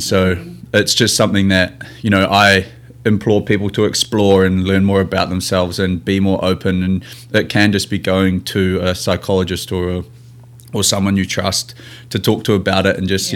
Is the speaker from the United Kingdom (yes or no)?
no; New Zealand; moved away as an adult; now in Seattle, United States; I'm a Kiwi rugby player playing here in America for the Seattle team